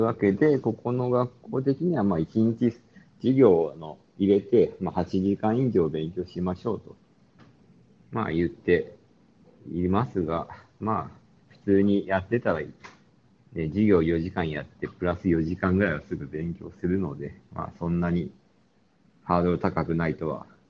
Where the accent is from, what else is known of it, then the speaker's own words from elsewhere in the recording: Sapporo, Hokkaido, Japan; moved away; 俺が札幌出身でよくしょっちゅう帰るので